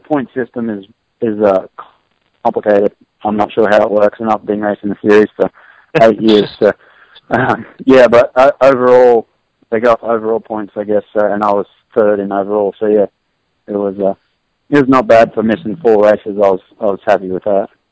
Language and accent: English; Australia; moved away as an adult; now in United States; growing up in Australia